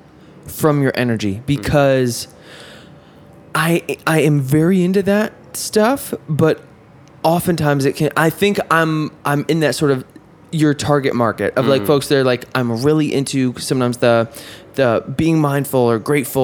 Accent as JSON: {"language": "English", "region": "upstate New York", "country": "United States", "said": "I'm from New York, but not from the city. So I can't claim New York. Really. I'm from weird upstate"}